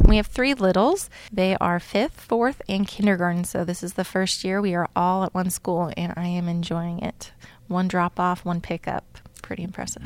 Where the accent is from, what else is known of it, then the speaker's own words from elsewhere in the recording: Campbell County, northern Kentucky, United States; moved away; I'm from northern Kentucky, Campbell County, right by, actually, Cincinnati.